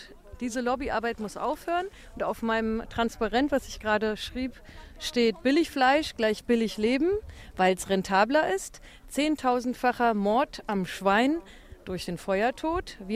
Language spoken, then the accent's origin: German; Mecklenburg-Vorpommern, Germany; seitdem ich hierher gezogen bin. Ich stamme zwar aus Mecklenburg, aber bin erst wieder jetzt aufs Land gezogen